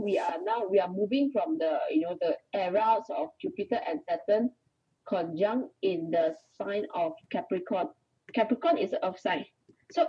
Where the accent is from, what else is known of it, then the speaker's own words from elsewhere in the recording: Malaysia; also born or lived in Kuala Lumpur; I'm Malaysian. I'm currently staying in Kuala Lumpur.